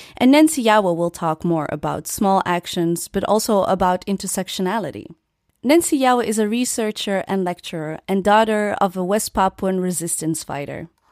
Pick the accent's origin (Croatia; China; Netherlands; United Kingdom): Netherlands; born and raised in the Netherlands